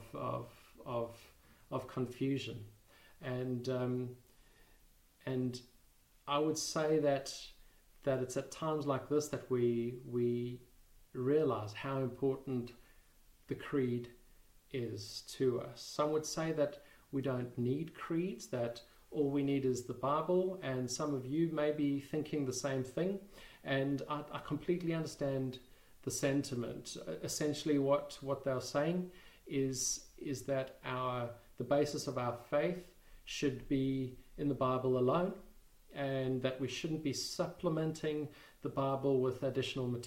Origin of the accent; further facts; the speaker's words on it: South Africa; moved away as an adult; now in United Kingdom; We come from South Africa originally